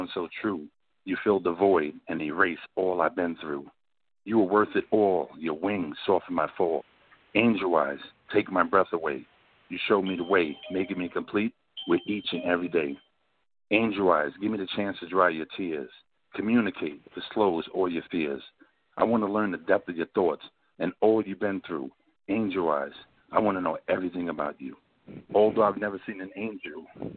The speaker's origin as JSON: {"language": "English", "town": "New York City", "region": "New York", "country": "United States", "said": "I'm from South Jamaica, Queens"}